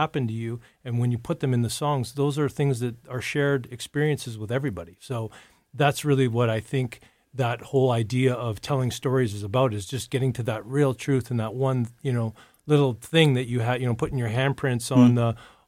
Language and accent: English; Red Deer, Alberta, Canada; also born or lived in Calgary; Born in Red Deer, just north of Calgary. Mm-hmm. And so, yeah, I'm an Alberta boy through and through